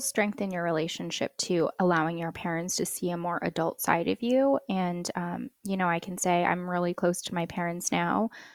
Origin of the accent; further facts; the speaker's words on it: United States; I'm first generation American, which always comes with its own quirks, but, you know, for me, being half Filipino